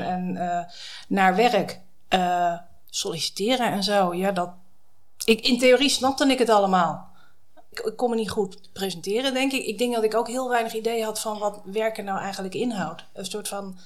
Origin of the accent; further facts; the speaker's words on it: Drenthe, Netherlands; moved away as an adult; also born or lived in United States / Utrecht / Leiden / Armenia; now in The Hague, Netherlands; ik kom oorspronkelijk uit Noord-Drenthe